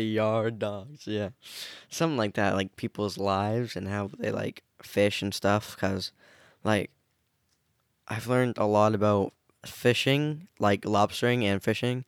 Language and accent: English; Maine, United States; also born or lived in Rockland, Maine / Harpswell, Maine / Brunswick, Maine / Lisbon, Maine; born in Maine. I've never lived anywhere other than the state of Maine, but, like, obviously I've switched towns